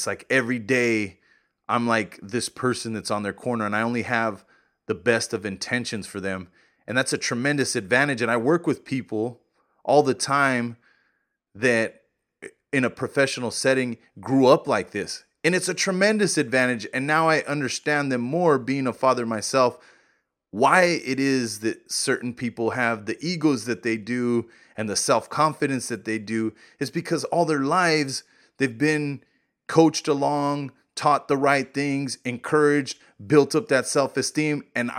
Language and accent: English; New Mexico, United States; Santa Fe Brewing Company, for one, I'm from New Mexico.